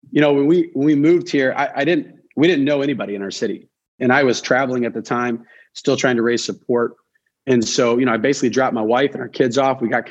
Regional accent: Detroit, Michigan, United States; moved away as an adult; also born or lived in Missouri / Ohio; now in Boston, United States; I grew up in Detroit.

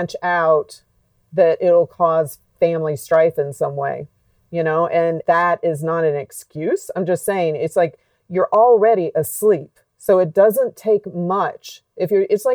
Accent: Alabama, United States; When I was a kid growing up in Alabama

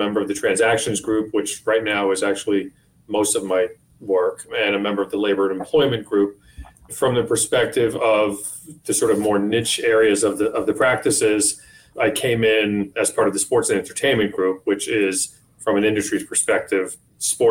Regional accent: Eastchester, New York, United States; I really grew up in Eastchester, New York, which is part of Westchester County

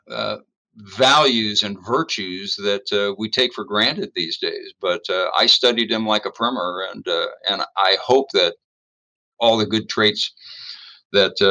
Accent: San Francisco, California, United States; I was growing up in San Francisco

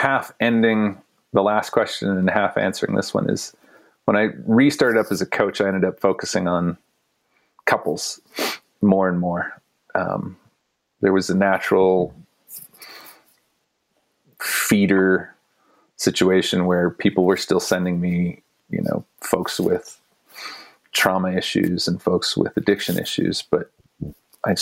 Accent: United States; now in Boulder, United States; as an American kid, I grew up just pounding sugar

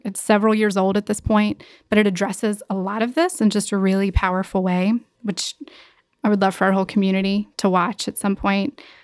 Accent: Gastonia, North Carolina, United States; from Gastonia, which is just about forty-five minutes away. My whole family is still there

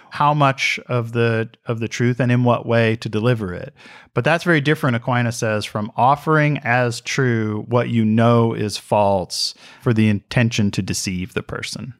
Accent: Mississippi, United States; I am from Mississippi

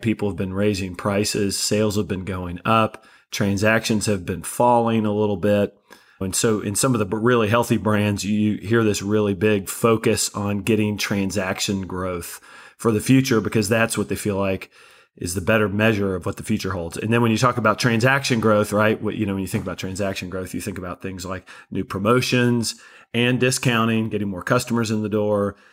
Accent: Kentucky, United States; also born or lived in Florida Panhandle; now in Florida, United States; I'm originally from Kentucky and we live in the Panhandle of Florida

